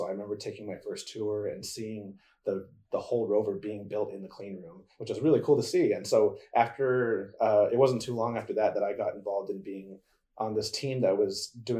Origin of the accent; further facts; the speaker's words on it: Holbrook, Arizona, United States; first language English; moved away as an adult; I'm originally from Holbrook, Arizona, which is a small town in northern Arizona. It borders the Navajo Nation. And I grew up there all the way through high school.